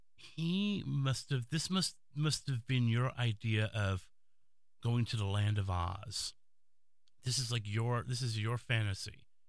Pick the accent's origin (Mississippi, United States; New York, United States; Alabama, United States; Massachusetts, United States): New York, United States; New York City; Being a native New Yorker, I'm from the Bronx